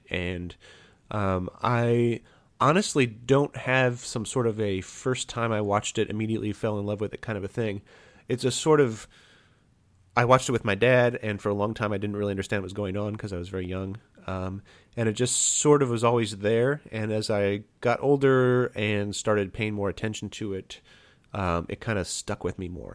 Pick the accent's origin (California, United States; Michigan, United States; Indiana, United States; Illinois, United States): Indiana, United States; Fort Wayne; Fort Wayne, Indiana, my hometown